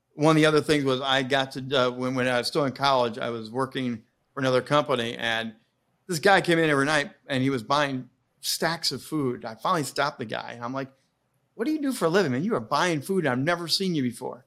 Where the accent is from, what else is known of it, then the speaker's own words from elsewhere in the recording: Indiana, United States; I grew up in Indiana